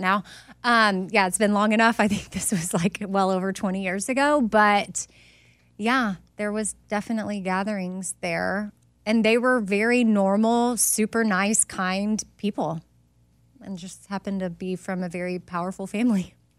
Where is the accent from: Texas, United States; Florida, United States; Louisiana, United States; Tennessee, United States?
Texas, United States; moved away; I went to high school with Jenna and Barbara. Like, we, regular public school.